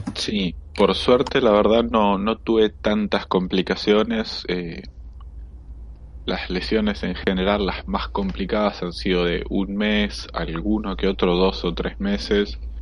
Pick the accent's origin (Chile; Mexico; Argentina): Argentina; Punta Alta, Buenos Aires Province; yo soy de Punta Alta